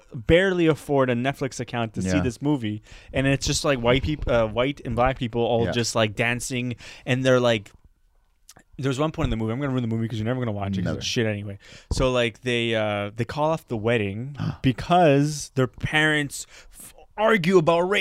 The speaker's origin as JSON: {"language": "English", "area": "Parc-Extension", "region": "Quebec", "country": "Canada", "said": "Park X is considered one of the most poorest neighborhoods in Canada. But I never saw it as poor"}